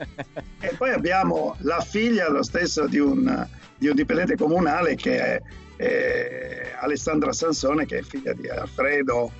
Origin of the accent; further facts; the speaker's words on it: Cagliari, Sardinia, Italy; moved away; sono nato a Cagliari